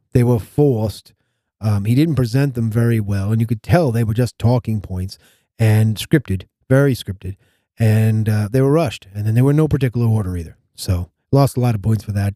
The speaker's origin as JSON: {"language": "English", "country": "United States", "said": "As an American citizen"}